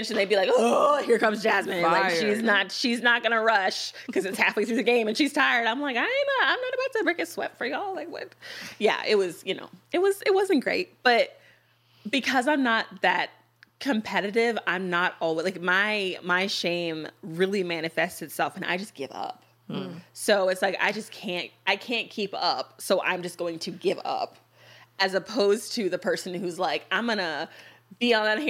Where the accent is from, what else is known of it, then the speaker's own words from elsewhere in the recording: United States; three American women